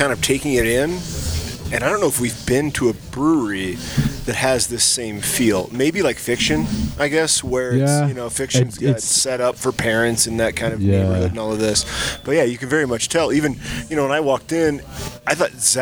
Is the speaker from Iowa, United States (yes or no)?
yes; Iowa, United States; moved away as an adult; now in Denver, United States; I'm from Iowa. I'm not from here. I've only been here like 10 years.